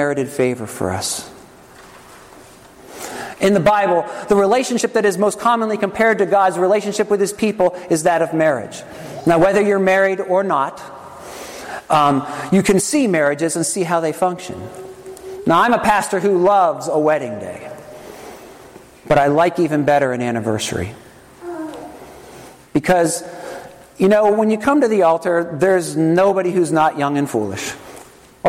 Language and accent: English; Trenton, New Jersey, United States; I was born on October 3rd, 1969, in Helene Fold Hospital in Trenton, New Jersey